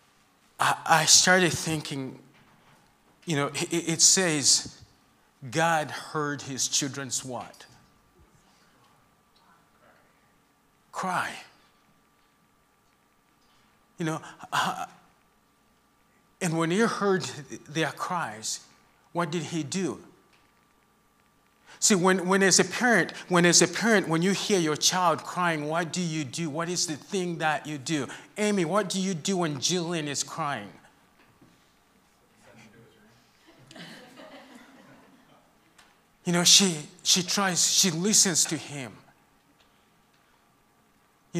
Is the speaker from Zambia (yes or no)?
yes; Zambia; moved away; I'm from Zambia, that's where I grew up, and that's where my heart is